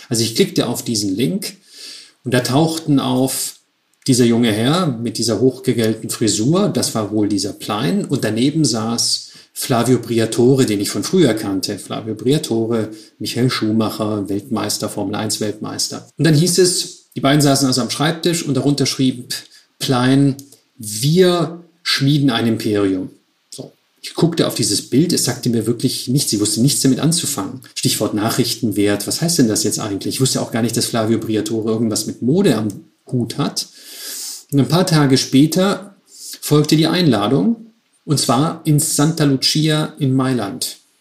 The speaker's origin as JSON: {"language": "German", "town": "Stuttgart", "region": "Baden-Württemberg", "country": "Germany", "also_born_or_lived": "Switzerland / Milan", "moved": "as an adult", "said": "Ich komme aus Stuttgart."}